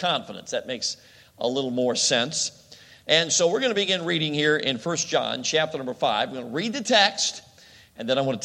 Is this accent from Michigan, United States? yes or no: no; Chicago, Illinois, United States; moved away; I grew up in Chicago